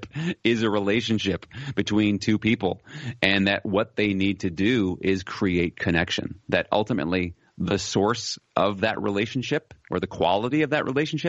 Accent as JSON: {"language": "English", "country": "United States", "tie": "born or raised there", "moved": "as an adult", "lives_now": "Netherlands", "said": "I'm an American by birth, but I'm living in the Netherlands"}